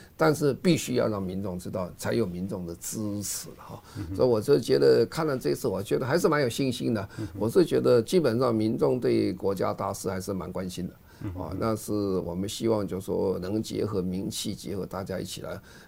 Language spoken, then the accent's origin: Chinese; Taiwan; 我们希望在联合国开会之前也了解我们台湾人民对气候。